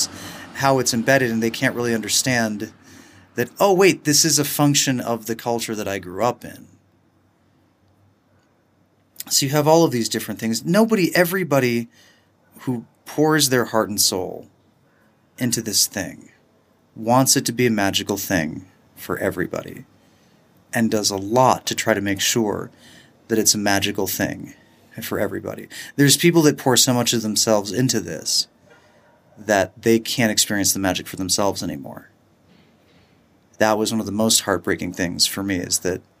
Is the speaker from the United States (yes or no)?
yes; United States; as an American